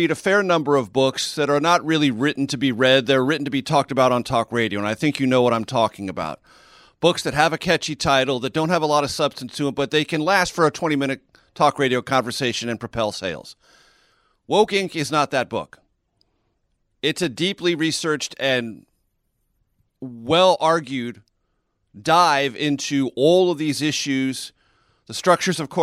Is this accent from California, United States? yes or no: yes; Southern California, United States; moved away as an adult; also born or lived in Amarillo, Texas / Las Vegas, Nevada / Houston, Texas / Washington; I was born in Southern California